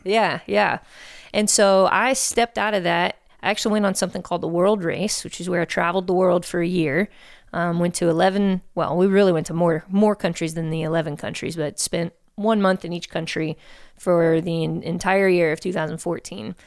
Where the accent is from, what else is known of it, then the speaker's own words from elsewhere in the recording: Houston, Texas, United States; born and raised here in Houston